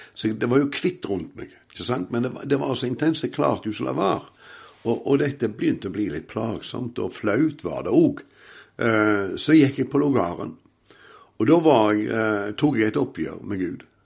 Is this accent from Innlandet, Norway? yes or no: no; Åkrehamn, Rogaland, Norway; jeg er jo ifra Åkra Eh, på Karmøy. Har vokst opp i en fantastisk familie